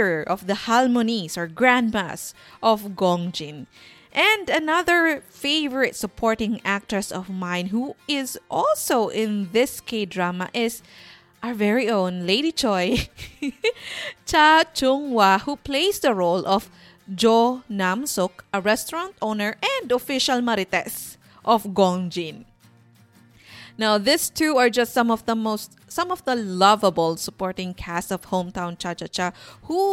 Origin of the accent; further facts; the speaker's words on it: Sorsogon, Bicol Region, Philippines; moved away; I grew up in a small town south of Sorsogon, and the beach is a 5-minute walk from our house